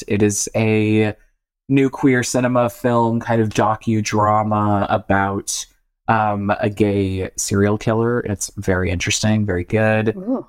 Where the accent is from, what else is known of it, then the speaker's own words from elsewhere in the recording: Boston, Massachusetts, United States; I'm literally from Boston. So, yeah. What do you expect?